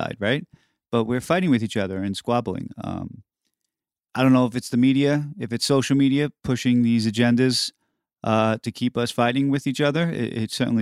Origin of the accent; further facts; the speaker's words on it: New York City, New York, United States; I grew up in New York City